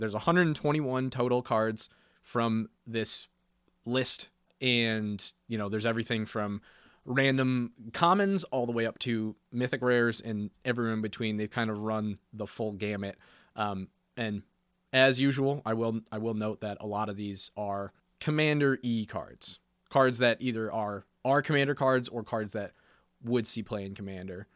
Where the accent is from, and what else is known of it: United States